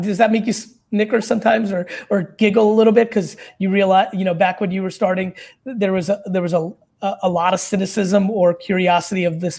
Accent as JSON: {"language": "English", "town": "Queens", "region": "New York", "country": "United States", "tie": "born or raised there", "also_born_or_lived": "Belarus", "said": "I was born in Belarus in the former Soviet Union. I immigrated here in the late 70s. And, you know, lived in a studio apartment in Queens with my family."}